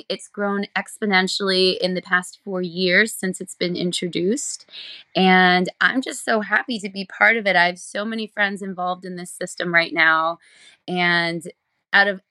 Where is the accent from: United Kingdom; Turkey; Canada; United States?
United States; Allentown, Pennsylvania; I am from Allentown, Pennsylvania.